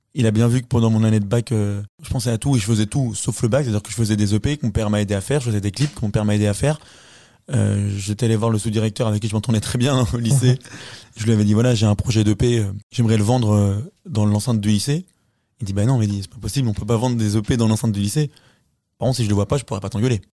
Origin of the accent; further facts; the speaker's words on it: Cholet, Pays de la Loire, France; Je viens de Cholet, la terre promise